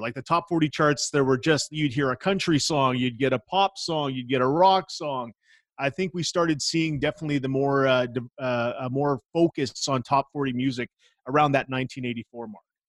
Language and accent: English; Innisfree, Alberta, Canada; growing up in Innisfree, uh, we didn't have cables